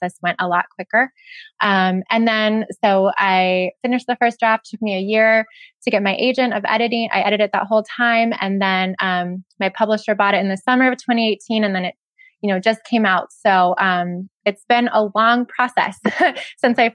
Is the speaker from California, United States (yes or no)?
yes; Ventura, California, United States; my hometown of Ventura